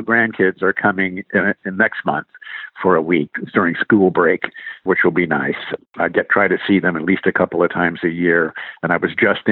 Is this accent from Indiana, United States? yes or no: yes; Indiana, United States; we moved about a year and a half later to another part of Indiana, my home state